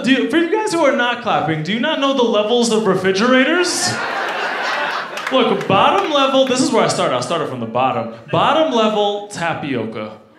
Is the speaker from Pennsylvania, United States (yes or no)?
no; New York, United States; now in Denver, United States; Yo, I struggled a lot growing up in New York, but now that I'm in Denver, yo, I made it.